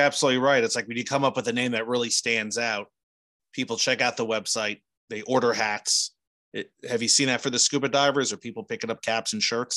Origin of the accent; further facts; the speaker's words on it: New Jersey, United States; now in Indiana, United States; I grew up in New Jersey